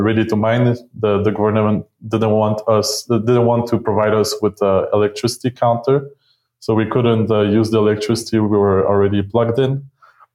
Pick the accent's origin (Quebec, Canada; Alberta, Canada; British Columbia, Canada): Quebec, Canada; Montreal; moved away as an adult; now in Mexico; I'm originally from Montreal